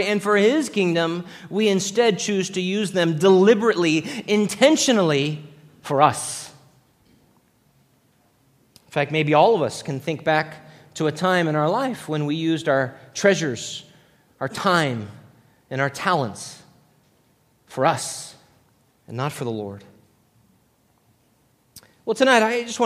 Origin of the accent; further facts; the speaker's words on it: Los Angeles, California, United States; growing up in Los Angeles as a young boy